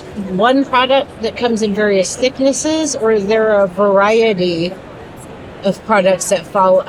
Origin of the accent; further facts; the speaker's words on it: Portland, Oregon, United States; I'm from Portland, Oregon.